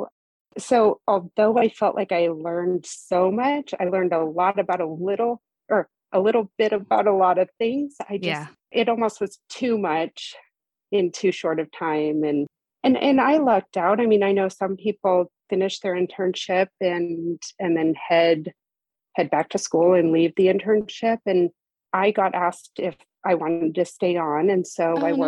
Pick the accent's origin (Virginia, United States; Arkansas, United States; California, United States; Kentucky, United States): California, United States; Modesto; also born or lived in San Diego, California; I'm from Modesto area in California